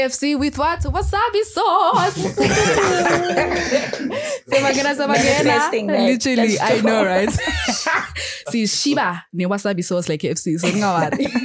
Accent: Eswatini; I am from Swaziland

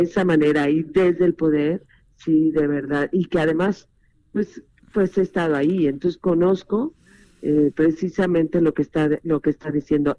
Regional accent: Mexico; como mexicana

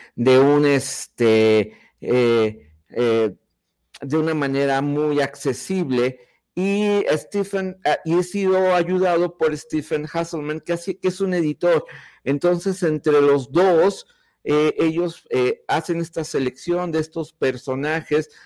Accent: Mexico; cómo somos los mexicanos y cómo es el país que nos ha tocado vivir

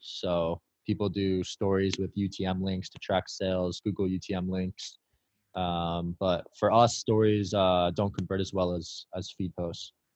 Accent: Bridgewater, New Jersey, United States; I grew up in a town called Bridgewater, New, New Jersey

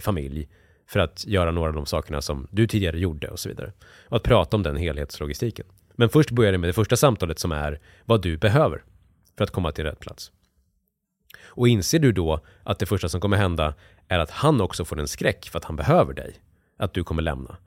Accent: near Borlänge, Dalarna County, Sweden; jag växte upp i hockeyomklädningsrum i, i, liksom, i Dalarna och eh, kom från industristad utanför, utanför Bålänge växte jag upp

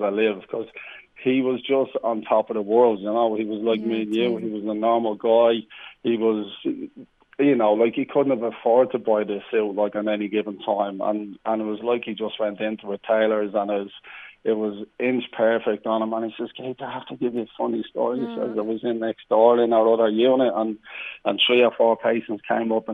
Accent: Ireland; around Ireland too, you know, because that's my hometown.

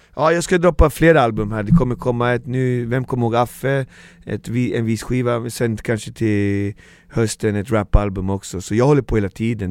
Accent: Alby, Stockholm County, Sweden; Jag bor kvar där jag är född, fostrad och uppvuxen

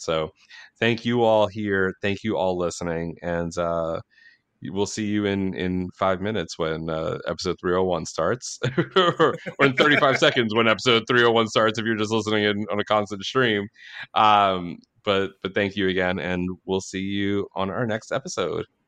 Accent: Long Island, New York, United States; Huntington was, uh, was near where I grew up on Long Island

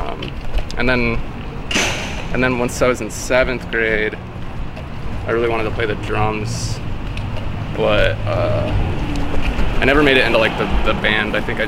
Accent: Washington, United States; born or raised there; moved away as an adult

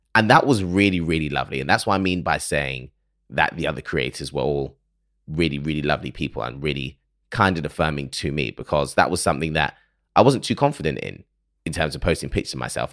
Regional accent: United Kingdom; accent: British; someone from the U K who absorbs American culture through films and television

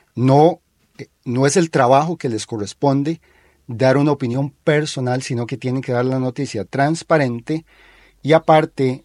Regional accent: Costa Rica; nosotros, como costarricenses

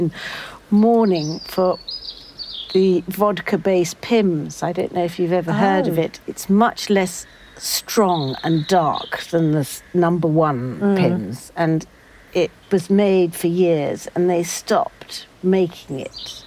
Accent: United Kingdom; We're very British.

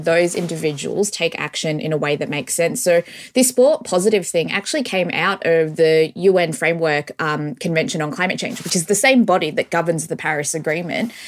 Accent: Australia; growing up in Australia

